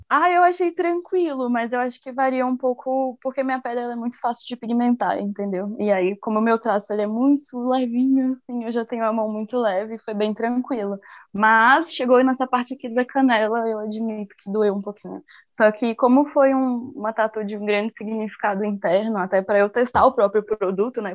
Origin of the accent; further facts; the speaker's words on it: Brasília, Federal District, Brazil; moved away; eu sou de Brasília